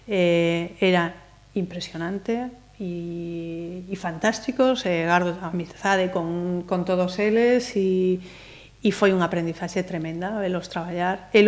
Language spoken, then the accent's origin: Galician; Ferrol, Galicia, Spain; moved away as an adult; also born or lived in Salamanca; now in Pontevedra, Spain; E ademais eu son de Ferrol.